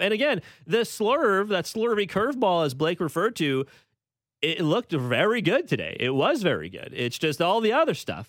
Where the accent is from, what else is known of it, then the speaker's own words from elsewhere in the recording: Canada; as a Canadian